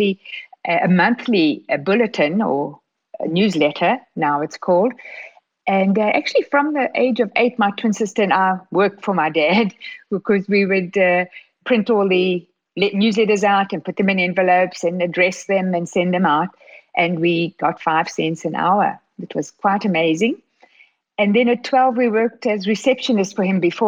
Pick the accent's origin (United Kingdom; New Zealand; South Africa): South Africa; moved away as an adult; also born or lived in Regina, Saskatchewan, Canada / Johannesburg, South Africa / Toronto, Canada; growing up in South Africa, born in Canada, growing up in South Africa